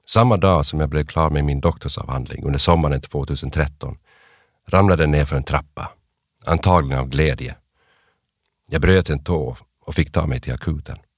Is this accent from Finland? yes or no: yes; Kokkola, Central Ostrobothnia, Finland; also born or lived in Aarhus, Denmark / Jakobstad / Vaasa / Umeå, Sweden; Jag föddes 1970 i Århus i Danmark. Min släkt kommer från Närpes i Österbotten, men mina föräldrar bodde i Danmark under många år på 60 och 70-talet. Sen växte jag upp växlande mellan Österbotten i Finland och Västerbotten i Sverige